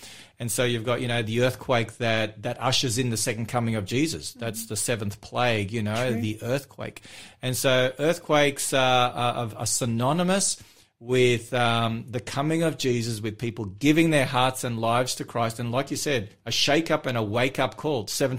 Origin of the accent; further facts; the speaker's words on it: Melbourne, Victoria, Australia; my hometown